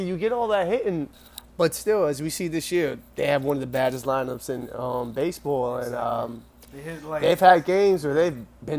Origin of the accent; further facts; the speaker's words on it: New York, United States; I'm diehard New Yorker